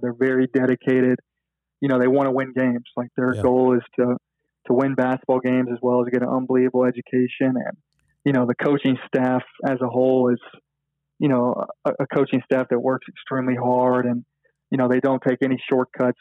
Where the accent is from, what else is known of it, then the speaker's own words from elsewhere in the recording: Memphis, Tennessee, United States; growing up in Memphis